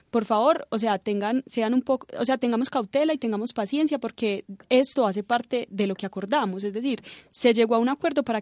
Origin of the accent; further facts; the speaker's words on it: Colombia; nosotros como colombianos